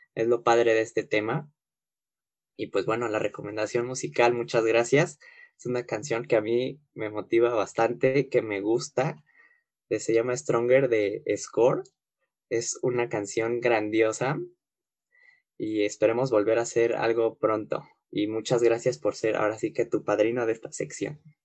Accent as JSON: {"language": "Spanish", "country": "Mexico"}